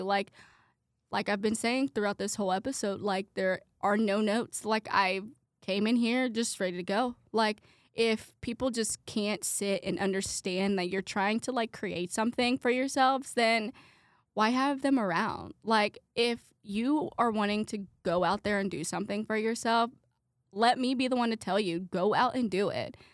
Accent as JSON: {"language": "English", "town": "Brownsburg", "region": "Indiana", "country": "United States", "tie": "born or raised there", "said": "I am from Brownsburg, Indiana"}